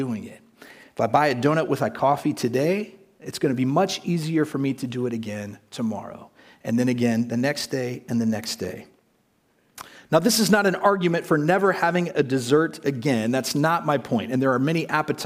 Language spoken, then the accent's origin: English; United States; moved away as an adult; now in Prague, Czech Republic; when I was a child growing up in the United States